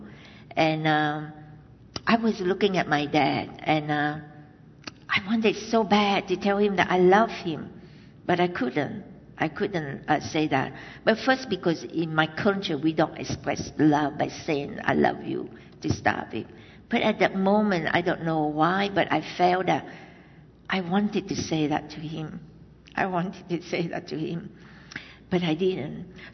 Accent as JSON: {"language": "English", "country": "Vietnam", "tie": "born or raised there", "moved": "yes", "said": "I was born in Vietnam, in the South Vietnam, and that it was in 1968."}